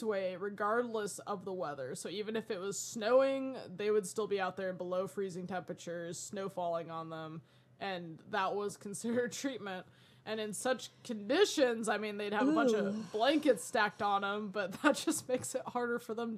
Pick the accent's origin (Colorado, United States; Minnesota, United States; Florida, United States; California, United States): Colorado, United States; growing up in Colorado